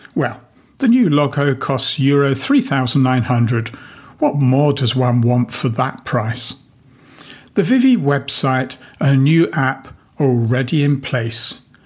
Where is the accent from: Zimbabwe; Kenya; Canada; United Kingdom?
United Kingdom; England; moved away as an adult; now in Latvia; my home country of England